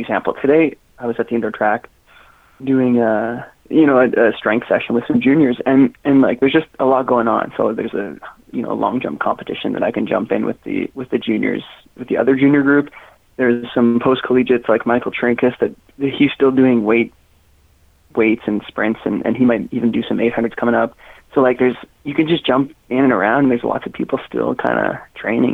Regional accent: Newmarket, Ontario, Canada; I joined Huskies in grade 12 because I was from the Newmarket Aurora area.

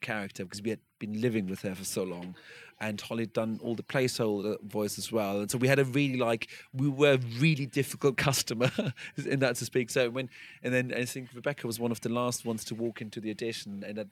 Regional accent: United Kingdom; as a Brit

